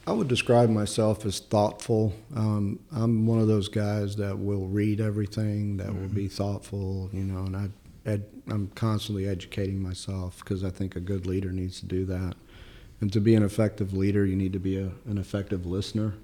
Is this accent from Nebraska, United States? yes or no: no; Chicago, Illinois, United States; English is a second language; moved away as an adult; also born or lived in Sicily, Italy; now in North Carolina, United States; I grew up in Chicago, originally born in Sicily.